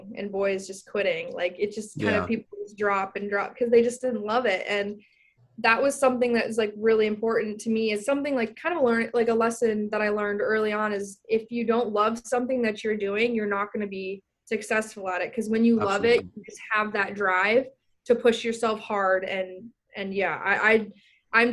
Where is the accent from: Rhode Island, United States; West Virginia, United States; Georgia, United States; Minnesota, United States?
Minnesota, United States; Minnetonka; moved away as an adult; I'm from Minnetonka, Minnesota, which is about 20 minutes, 15 minutes outside of downtown